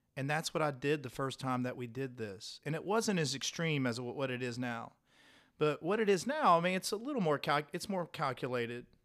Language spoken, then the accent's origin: English; Point Pleasant, West Virginia, United States; moved away; I'm from Point Pleasant